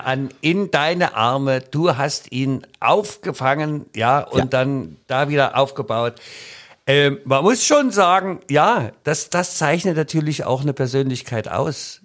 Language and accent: German; the East, East Germany, Germany; komm ich eigentlich aus dem Osten